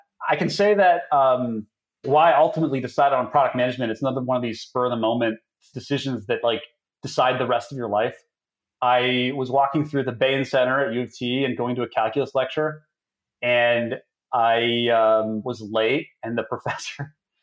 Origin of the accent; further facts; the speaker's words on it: Toronto, Ontario, Canada; I'm originally from Toronto